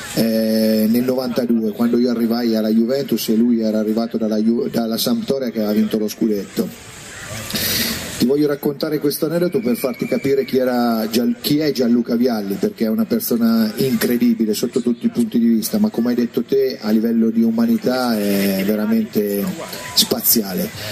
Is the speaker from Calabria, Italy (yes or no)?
no; Mugnano, Umbria, Italy; moved away as an adult; quando partivo dal mio paese a Perugia, da Mugnano